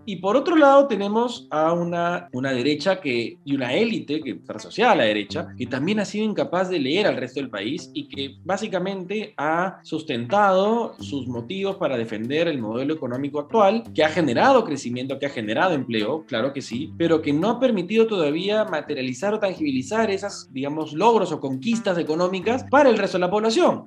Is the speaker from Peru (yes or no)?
yes; Peru; los peruanos